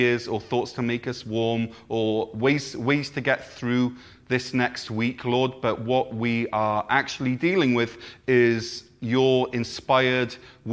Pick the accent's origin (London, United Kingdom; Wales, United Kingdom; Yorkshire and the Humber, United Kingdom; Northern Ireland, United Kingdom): Wales, United Kingdom; Neath; my first ever proper job at a sports shop in my hometown of Neath